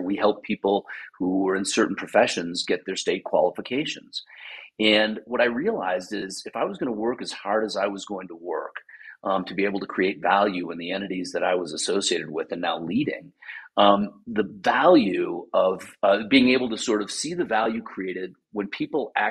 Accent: Wisconsin, United States; I grew up in Wisconsin.

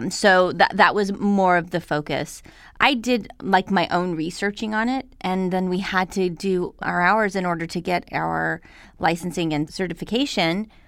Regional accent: Albuquerque, New Mexico, United States; now in Los Angeles, United States; I came from Albuquerque, New Mexico.

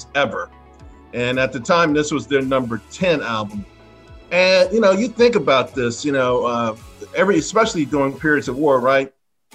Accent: New York City, New York, United States; I spent some time growing up in Harlem and the burnt out buildings. And that's where Superfly was filmed. And it was filmed in the time that I lived there. So it was part of my childhood.

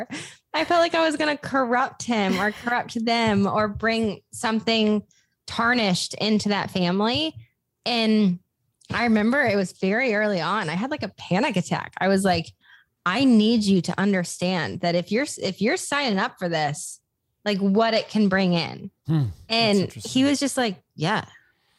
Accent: Des Moines, Iowa, United States; moved away as an adult; also born or lived in Los Angeles; now in Nashville, United States; I moved back to my hometown, which is Des Moines, Iowa.

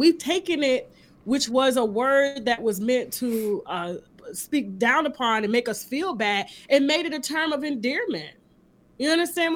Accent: Panama City, Florida, United States; I'm from Panama City, Florida. We call it L.A. because it's right below Alabama.

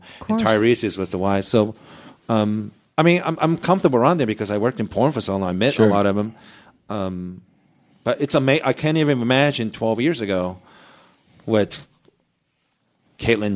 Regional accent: Japan; moved away; my neighborhood when I was growing up in Japan

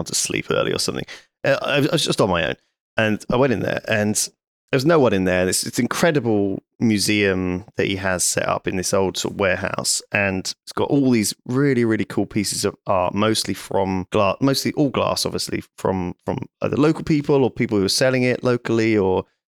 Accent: Bristol, South West England, United Kingdom; I'm from Bristol

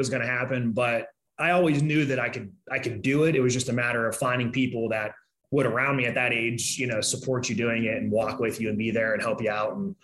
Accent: Pittsburgh, Pennsylvania, United States; moved away as an adult; also born or lived in Chicago; I grew up in Pittsburgh my whole life. 9, 10 years old, I moved here.

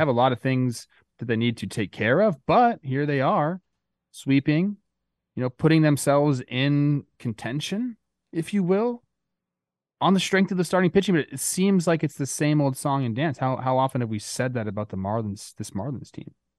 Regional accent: Los Angeles, California, United States; like my hood. I was born in West Hills

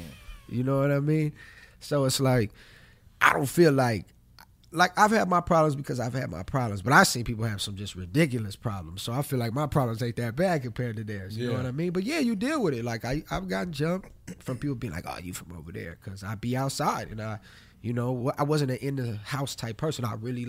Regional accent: Los Angeles, California, United States; Yeah, I'm from Los Angeles.

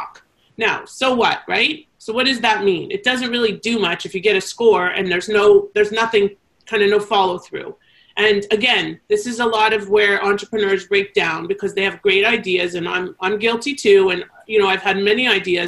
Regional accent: Canada; accent: Canadian; my Canadian accent.

